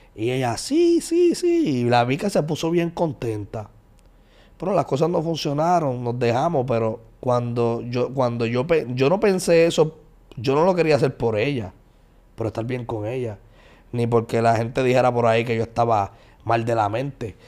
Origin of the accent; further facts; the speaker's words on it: San Juan, Puerto Rico; also born or lived in Puerto Nuevo; Me crié, me crié hasta los 10 años en el residencial Nemesio Recanales. Después de residencial Nemesio Recanales me mudé para Puerto Nuevo.